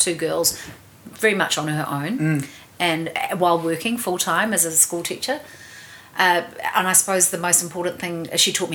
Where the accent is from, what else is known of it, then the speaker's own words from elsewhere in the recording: Auckland, New Zealand; when I grew up in Devonport.